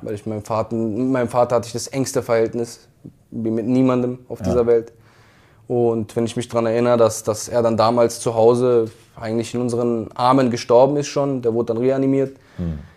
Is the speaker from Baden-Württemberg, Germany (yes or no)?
yes; Karlsruhe, Baden-Württemberg, Germany; Ich komme aus Karlsruhe. Ich habe dort auf der Fußball auf der Straße gelernt